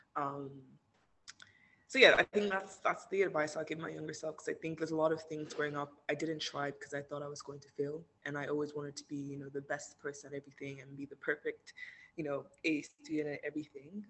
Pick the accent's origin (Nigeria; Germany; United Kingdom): Nigeria; moved away as an adult; now in United States; I grew up in Nigeria. I was born here, um, and I only moved to the states for college like three and a half years ago.